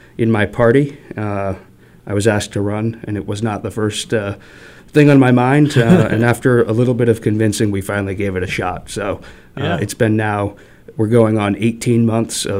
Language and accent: English; New Bedford, Massachusetts, United States; moved away as an adult; now in Attleboro, United States; I was born and raised in the Dartmouth, New Bedford area, so southern Bristol County